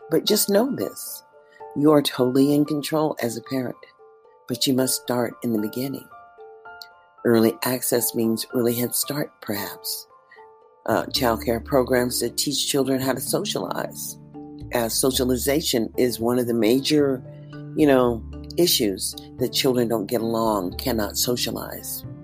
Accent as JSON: {"language": "English", "town": "Columbus", "region": "Mississippi", "country": "United States", "tie": "born there", "said": "I'm an American citizen born in Columbus, Mississippi."}